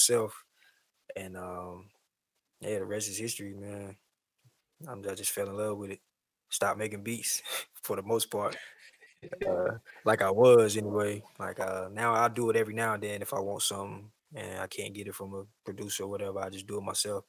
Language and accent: English; Wilson, North Carolina, United States; I'm from Wilson, North Carolina, a little small town